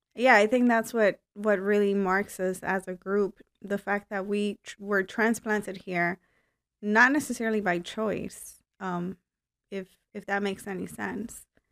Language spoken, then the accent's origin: English; Cuba; moved away; I was born in Cuba